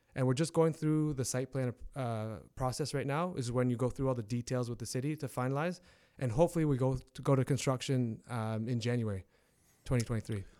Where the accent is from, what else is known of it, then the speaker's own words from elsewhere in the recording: Hamilton, Ontario, Canada; local, born and raised in Hamilton.